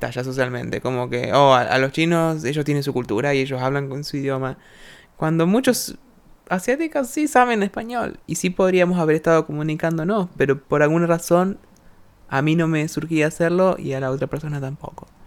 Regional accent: Argentina; nuestra cultura argentina

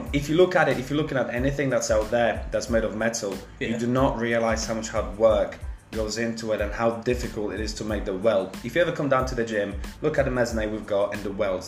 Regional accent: Leicester, East Midlands, United Kingdom; I'm from Leicester.

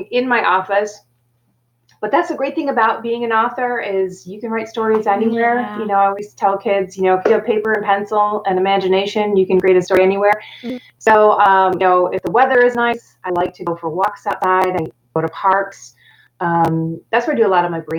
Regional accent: Rochester, Michigan, United States; I was just a regular kid growing up in Rochester, Michigan on a small farm

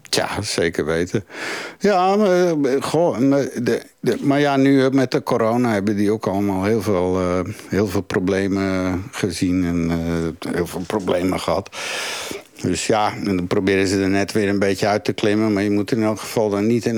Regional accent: Woerden, Utrecht, Netherlands; moved away as an adult; also born or lived in Turkey; now in Belgium; in Nederland bijvoorbeeld, waar ik vandaan kwam, in Woerden

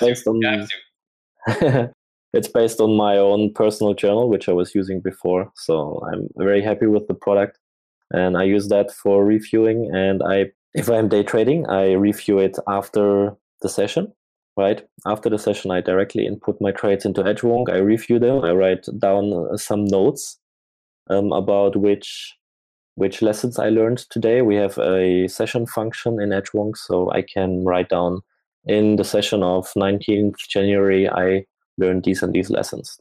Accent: Germany; moved away as an adult; also born or lived in Asia; I'm from Germany

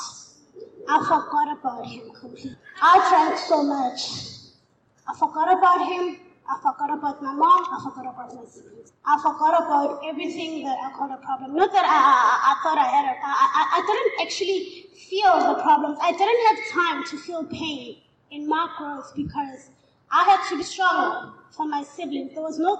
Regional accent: Katlehong, Gauteng, South Africa; I'm from Katlehong.

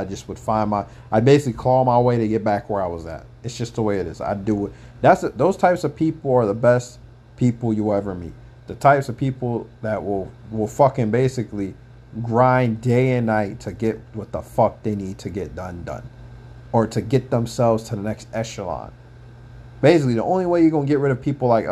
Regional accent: Anchorage, Alaska, United States; moved away as an adult; I'm from Anchorage. I told you guys, I'm from Alaska.

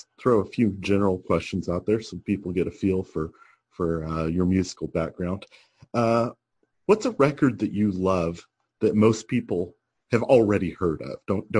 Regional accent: Oklahoma City, Oklahoma, United States; I'm from Oklahoma City. We don't get out much.

